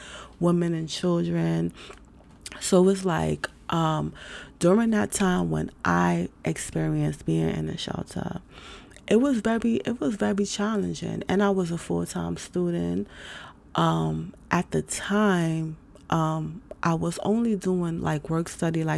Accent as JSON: {"language": "English", "town": "New York City", "region": "New York", "country": "United States", "moved": "yes", "said": "I'm from New York City. I'm from New York City. I've been in different places"}